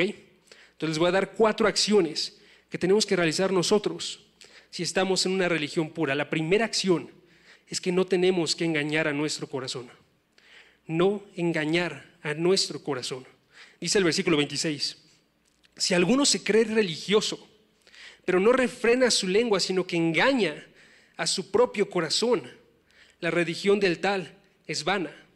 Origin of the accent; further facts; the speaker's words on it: Oaxaca, Mexico; moved away; yo soy de Oaxaca, no soy tan lejano